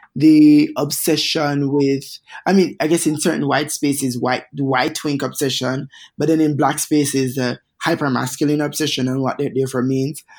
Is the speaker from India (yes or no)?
no; Jamaica; moved away; three hair whipping, heel strutting Jamaican queens